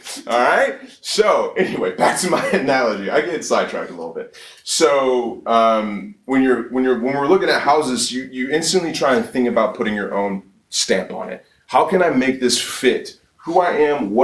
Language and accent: English; Atlanta, Georgia, United States; born and raised in Atlanta, Georgia